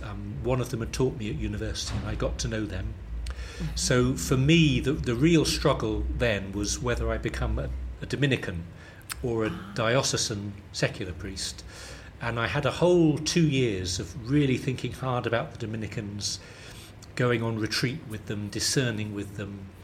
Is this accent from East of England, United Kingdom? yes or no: yes; St Albans, East of England, United Kingdom; accent: London southern; I grew up in a town just north of London, about 30 miles north, called St Albans